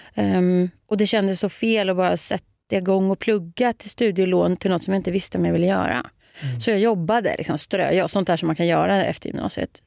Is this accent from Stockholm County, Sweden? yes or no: yes; Nykvarn, Stockholm County, Sweden; first language Swedish; moved away as an adult; also born or lived in Södertälje / Paris / Tyresö; Nynkan, där är jag born and raised